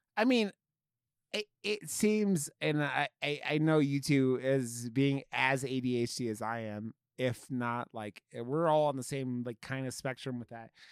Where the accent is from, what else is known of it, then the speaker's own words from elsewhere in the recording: Ohio, United States; I grew up in Ohio